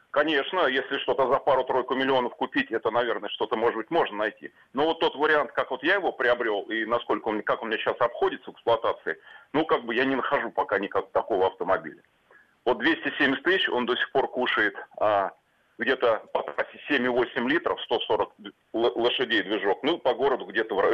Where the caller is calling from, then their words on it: Tula, Tula Oblast, Russia; Да, я звонил вам из Тулы.